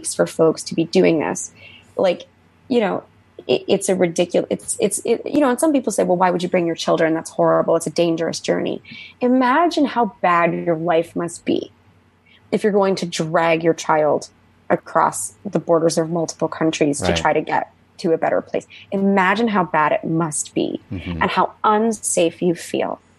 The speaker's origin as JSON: {"language": "English", "country": "United States", "said": "as an American"}